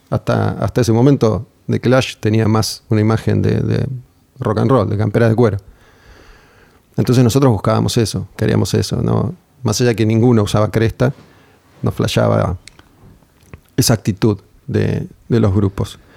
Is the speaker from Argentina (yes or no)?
yes; Argentina